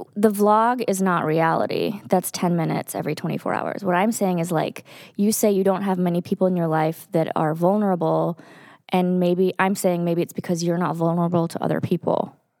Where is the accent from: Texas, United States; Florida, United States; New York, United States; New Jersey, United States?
Texas, United States; moved away; I grew up in Texas